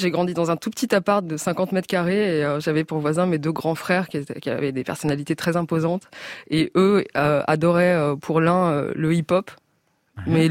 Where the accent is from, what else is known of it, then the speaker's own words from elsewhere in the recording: Maisons-Alfort, Île-de-France, France; Et la j'ai grandi À, près de Créteil, à Maison Alfort.